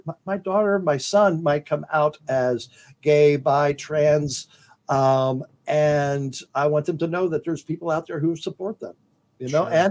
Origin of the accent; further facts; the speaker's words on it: Lima, Ohio, United States; now in Vermont, United States; I am originally from Lima, Ohio